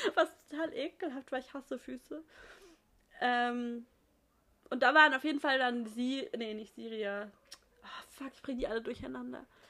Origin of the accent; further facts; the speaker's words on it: near Pforzheim, Baden-Württemberg, Germany; aus Pforzheim, in der Nähe, wo ich herkomme